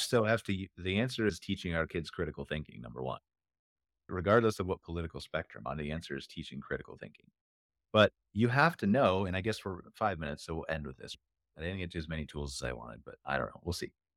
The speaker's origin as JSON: {"language": "English", "region": "Ohio", "country": "United States", "said": "I'm from Ohio"}